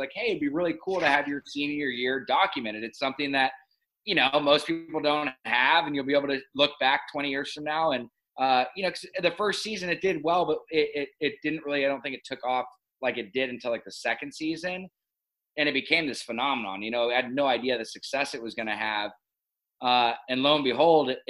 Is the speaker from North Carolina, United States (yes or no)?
no; Laguna Beach, California, United States; also born or lived in Los Angeles, California; Born and raised in Newport at Hoag Hospital and then grew up in Laguna Beach, California